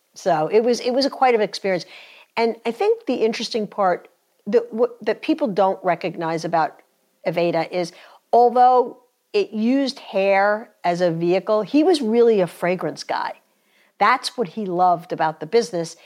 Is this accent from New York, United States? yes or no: yes; New York, United States; moved away as an adult; now in North Carolina, United States; I grew up in, in New York. Uh, we got down to North Carolina about twenty years ago